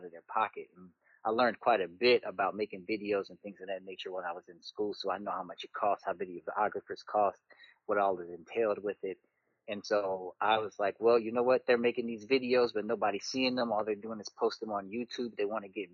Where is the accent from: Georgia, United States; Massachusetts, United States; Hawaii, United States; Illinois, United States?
Illinois, United States; Chicago; also born or lived in Aurora, Illinois; born and raised in the Chicago area, grew up kind of in Chicago, then moved to the South Side of Chicago, South Suburbs